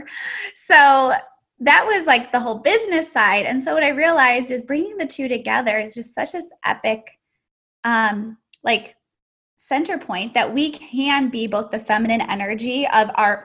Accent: Chicago, Illinois, United States; now in Houston, United States; I'm in Houston, Texas. I'm from Chicago originally.

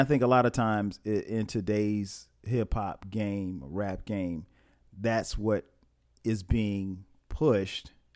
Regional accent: Florence, South Carolina, United States; my hometown of Florence, South Carolina

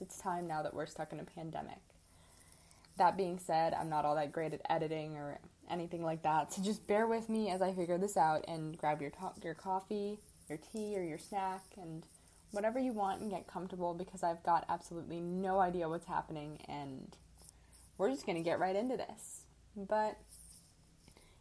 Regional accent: Midwest, United States; moved away as an adult; now in Arizona, United States; I am from the Midwest

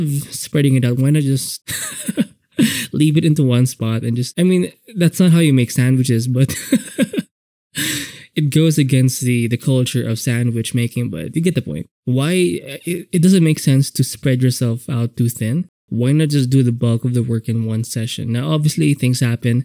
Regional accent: Philippines; I'm Filipino, so we have pancit canton

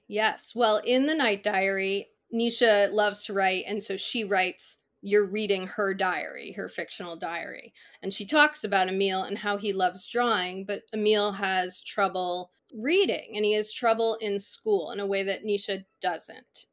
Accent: Connecticut, United States; I grew up in Connecticut

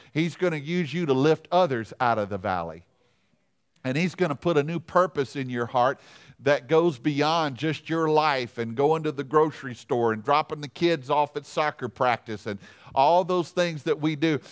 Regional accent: Louisiana, United States; I'm from Louisiana

